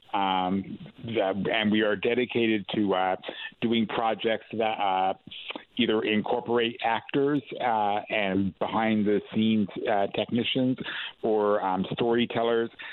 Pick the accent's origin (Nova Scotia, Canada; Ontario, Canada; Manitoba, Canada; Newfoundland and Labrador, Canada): Newfoundland and Labrador, Canada; St. John's; I'm uh, born and bred here in the east side of St. John's, Newfoundland